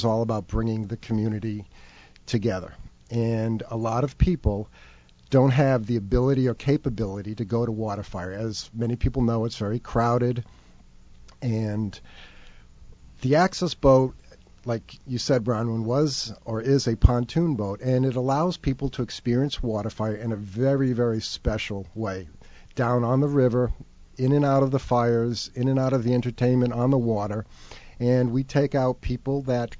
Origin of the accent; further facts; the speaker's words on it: Rumford, Rhode Island, United States; moved away as an adult; also born or lived in Cape Cod, Massachusetts; I was born and bred in Rumford, Rhode Island.